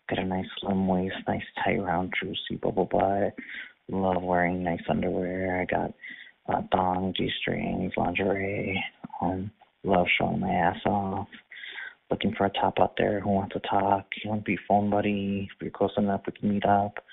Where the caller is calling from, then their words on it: Harrisburg, Pennsylvania, United States; Hi, I'm calling from Harrisburg, Pennsylvania.